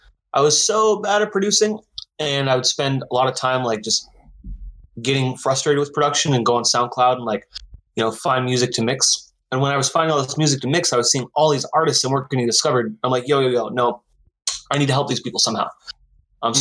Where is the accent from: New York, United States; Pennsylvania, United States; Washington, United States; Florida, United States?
Washington, United States; Seattle; now in Portland, United States; I'm from Seattle. I live in Portland